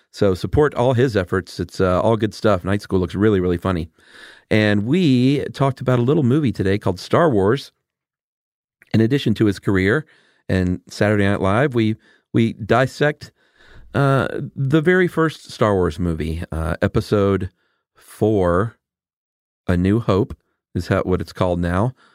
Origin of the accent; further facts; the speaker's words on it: Atlanta, Georgia, United States; also born or lived in Los Angeles; I'm from Atlanta